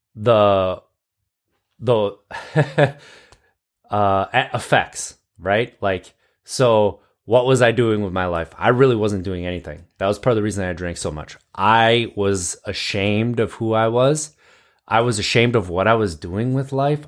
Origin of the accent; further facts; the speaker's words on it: Wisconsin, United States; I grew up in Wisconsin.